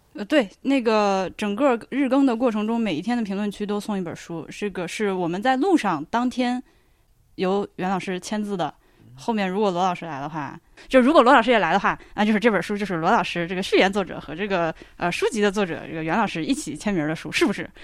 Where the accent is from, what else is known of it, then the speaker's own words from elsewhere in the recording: Hubei, China; 这个地方我是从小听说，因为就是你作为一个湖北人